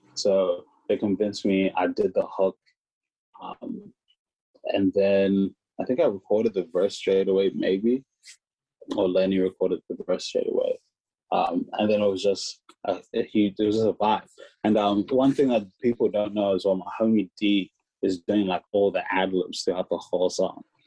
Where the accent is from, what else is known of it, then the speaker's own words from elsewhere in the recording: Hamilton, Waikato, New Zealand; moved away; we grew up in Hamilton, New Zealand together